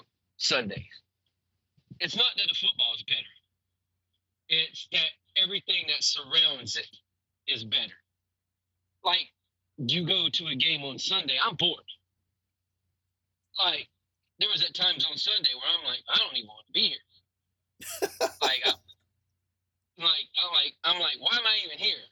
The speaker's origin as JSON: {"language": "English", "region": "the South", "country": "United States", "said": "I'm from the South"}